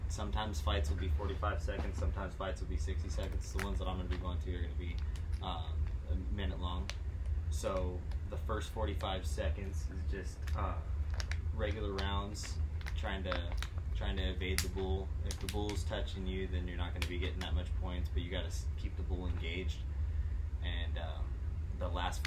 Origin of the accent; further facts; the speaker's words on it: Sky Valley, California, United States; I grew up in Sky Valley over on my parents' ranch